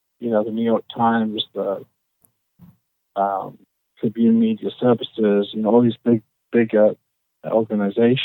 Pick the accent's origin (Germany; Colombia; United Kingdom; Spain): United Kingdom; Oxford, South East England; moved away as an adult; now in Carlsbad, United States; Originally born in Oxford, England